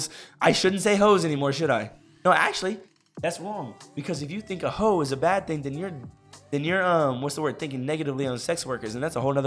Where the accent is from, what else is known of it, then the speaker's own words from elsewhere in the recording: Texas, United States; I'm from Texas